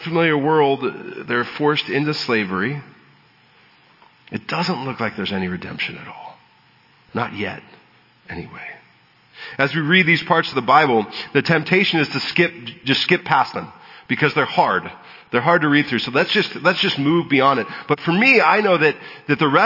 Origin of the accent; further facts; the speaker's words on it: San Diego, California, United States; I was born in San Diego and have been a native Southern Californian my whole life